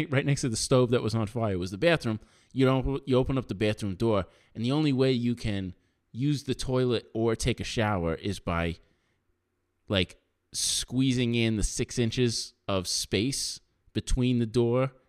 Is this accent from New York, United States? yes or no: yes; New York, United States; I'm from New York.